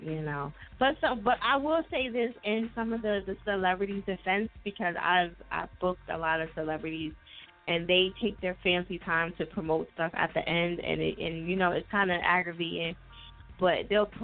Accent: New Jersey, United States; now in Philadelphia, United States; I live in Philly now, but I'm originally from Jersey

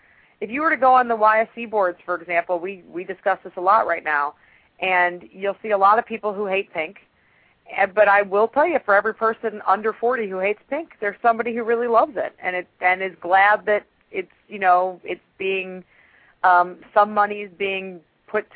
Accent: Chicago, Illinois, United States; now in Atlanta, United States; I'm originally from Chicago.

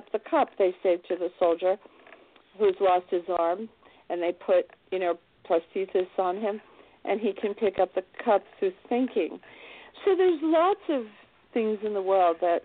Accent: New York City, New York, United States; I was born in New York City, right in Manhattan

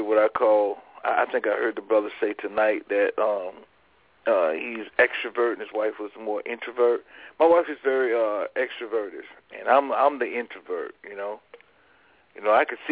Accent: Fort Lauderdale, Florida, United States; moved away as an adult; also born or lived in Prince George's County, Maryland; I was born and raised in Fort Lauderdale, Florida

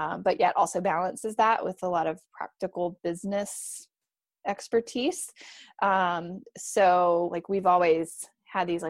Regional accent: Michigan, United States; moved away as an adult; now in Raleigh, United States; I'm originally from Michigan

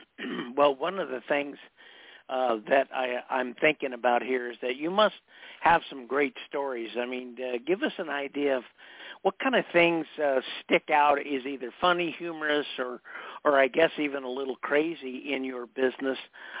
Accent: East Coast, United States; but I grew up on the East Coast and the South.

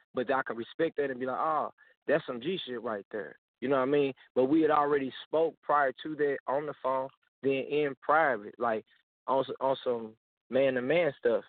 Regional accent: St. Louis, Missouri, United States; I'm from St. Louis

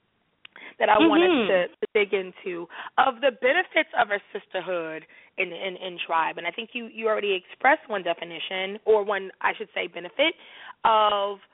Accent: New York City, New York, United States; growing up in New York City

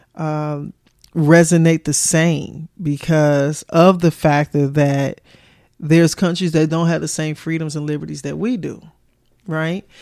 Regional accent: Chicago, Illinois, United States; moved away; also born or lived in the South (US); I was born and raised in Chicago.

